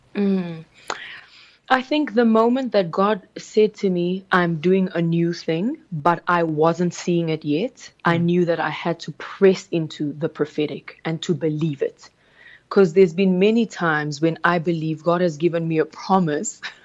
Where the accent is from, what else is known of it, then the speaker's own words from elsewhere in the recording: South Africa; English is a second language; also born or lived in Congo; I was raised in South Africa, born in the Congo. We came when I was about nine years old to South Africa